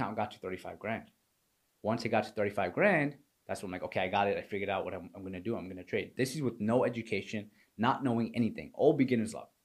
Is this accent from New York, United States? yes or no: yes; New York, United States; moved away as an adult; also born or lived in Pakistan; now in Florida, United States; So I was raised in New York. I was born in Pakistan